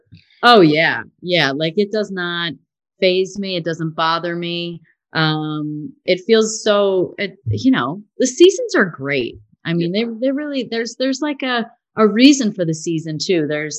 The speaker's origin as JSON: {"language": "English", "region": "Illinois", "country": "United States", "said": "I'm from Illinois."}